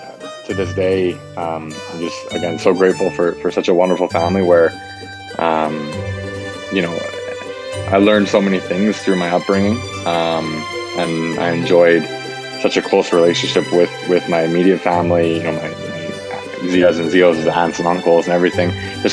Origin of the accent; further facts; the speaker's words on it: Canada; I'm a Canadian boy, and I grew up here.